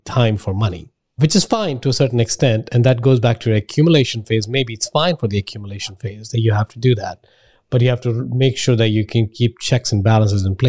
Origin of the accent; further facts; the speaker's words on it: India; moved away; I'm from India